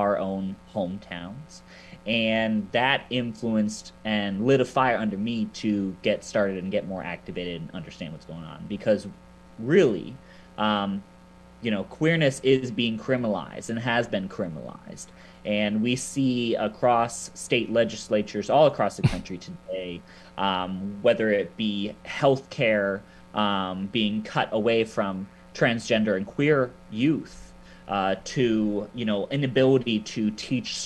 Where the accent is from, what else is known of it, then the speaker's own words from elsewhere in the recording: Akron, Ohio, United States; moved away as an adult; this is my hometown, right? This is where I was born and raised